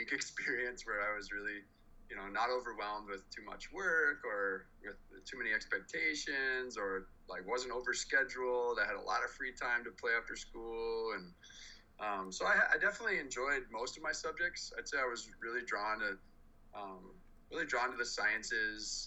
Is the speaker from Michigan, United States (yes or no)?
no; Los Angeles, California, United States; also born or lived in Santa Monica, California / El Segundo, California; I was born in Santa Monica, California, and spent most of my childhood, moved around quite a lot, but most of my childhood in Southern California, in Los Angeles.